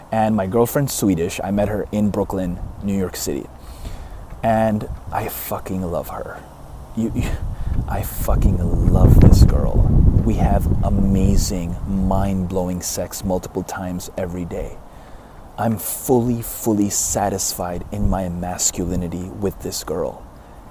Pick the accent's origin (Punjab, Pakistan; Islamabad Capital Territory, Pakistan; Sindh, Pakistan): Sindh, Pakistan; Karachi; now in Dallas, United States; I came to Dallas from Pakistan. I'm a Pakistani. I was born in Karachi, Pakistan